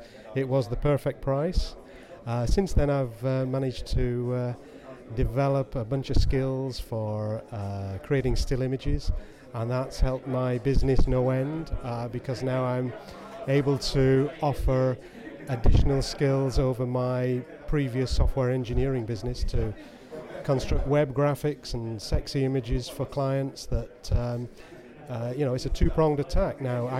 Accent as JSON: {"language": "English", "region": "England", "country": "United Kingdom", "said": "I'm from England."}